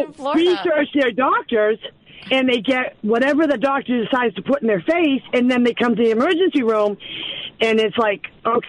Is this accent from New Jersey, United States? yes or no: no; Florida, United States; now in Akron, United States; I'm originally from Florida.